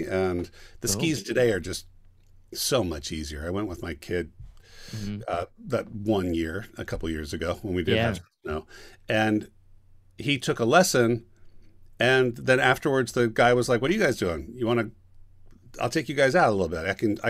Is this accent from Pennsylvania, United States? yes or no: no; Sacramento, California, United States; also born or lived in Long Beach; now in Los Angeles, United States; I am from Sacramento.